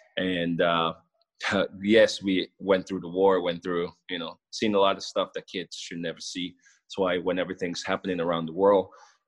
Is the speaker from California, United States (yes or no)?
yes; Los Angeles, California, United States; also born or lived in Kenema, Sierra Leone; I come from a little 150,000 people town of Kenema in Sierra Leone, and moving to America, growing up in Los Angeles, you know, it's just ridiculous.